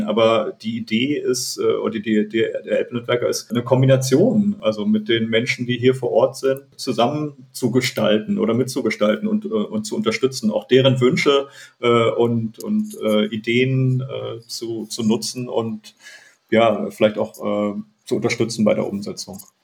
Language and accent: German; Prignitz area, Brandenburg, Germany; moved away; ich komme ja aus der Gegend hier